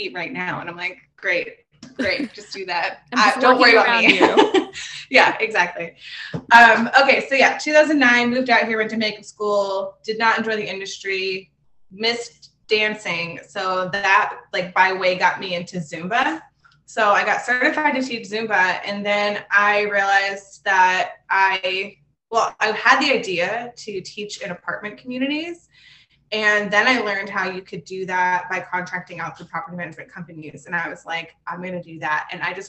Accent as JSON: {"language": "English", "town": "Pittsburgh", "region": "Pennsylvania", "country": "United States", "moved": "as an adult", "lives_now": "Los Angeles, United States", "said": "I'm from Pittsburgh, Pennsylvania, originally."}